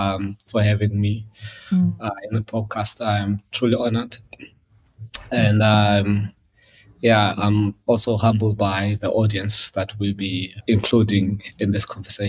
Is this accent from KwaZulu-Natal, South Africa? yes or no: no; Eastern Cape, South Africa; I was born in Cape Town, mid-80s. Quickly after that, my mother moved back to the Eastern Cape.